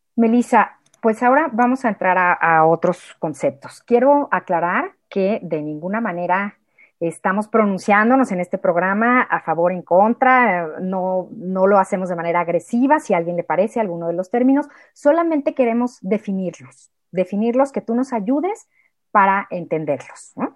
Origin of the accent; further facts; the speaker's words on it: Mexico; en el español de México